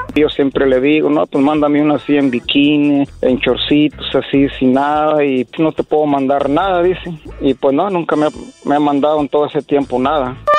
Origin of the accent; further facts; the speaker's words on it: Apatzingán, Michoacán, Mexico; yo soy de Michoacán, de allá este de Apaxingán, Michoacán